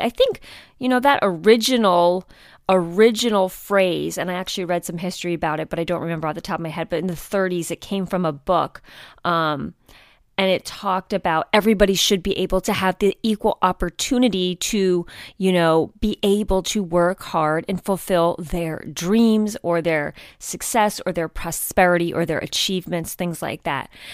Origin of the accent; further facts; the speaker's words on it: United States; moved away; I grew up outside of New York City